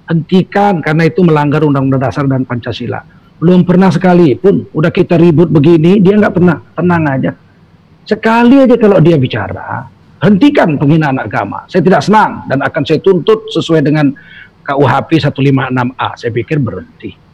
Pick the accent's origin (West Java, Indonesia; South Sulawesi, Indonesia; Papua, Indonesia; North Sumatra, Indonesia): North Sumatra, Indonesia; Medan; kalau saya orang Medan ya Tengku Bangsawan ya dari